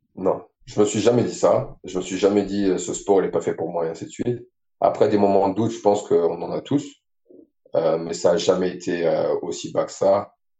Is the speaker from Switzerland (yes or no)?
no; France; moved away as an adult; je suis français, j'ai grandi ici. Et j'ai déménagé euh, de l'autre côté de la planète